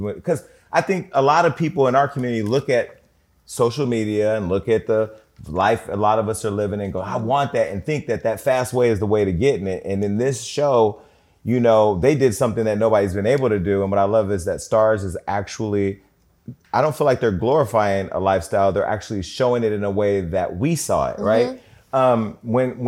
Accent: Stockton, California, United States; I'm from Stockton

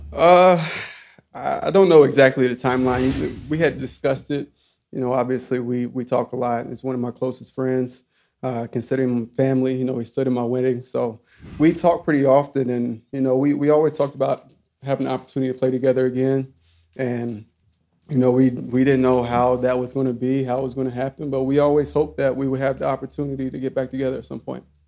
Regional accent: Alcoa, Tennessee, United States; I grew up in Alcoa, about 12 minutes away

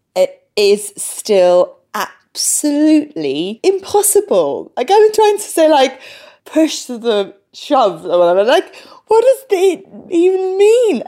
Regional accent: London, United Kingdom; first language English; I was born in London

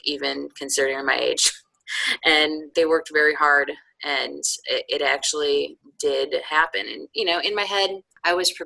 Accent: outside of Chicago, Illinois, United States; moved away as an adult; also born or lived in upstate New York; now in North Carolina, United States; spent my formative years outside of Chicago

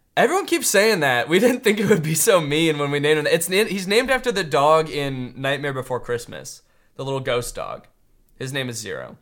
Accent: United States; I'm American through and through

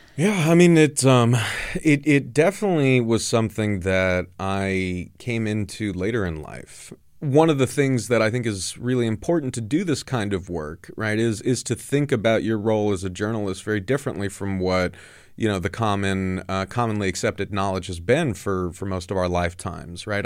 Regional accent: Southern California, United States; I grew up very conservative in Southern California

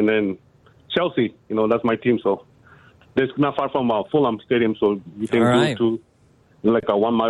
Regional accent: Baja California, Mexico; born or raised there; now in Elgin, United States

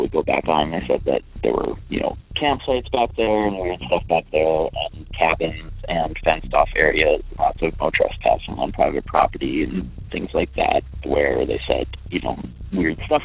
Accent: Sheboygan Falls, Wisconsin, United States; now in Minnesota, United States; I grew up in Sheboygan County, Sheboygan Falls, Wisconsin

